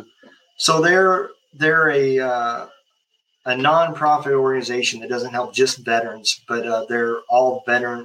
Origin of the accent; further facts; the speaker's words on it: Lincoln, United States; moved away; I'm originally from Lincoln